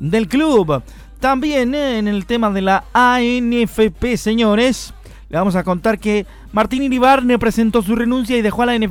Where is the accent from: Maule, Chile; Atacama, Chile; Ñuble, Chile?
Maule, Chile; Curicó; Algo para los que somos de acá de Curicó, sentirse orgulloso de la victoria del albirrojo, así que saludos cordiales a todos los curicanos por el mundo.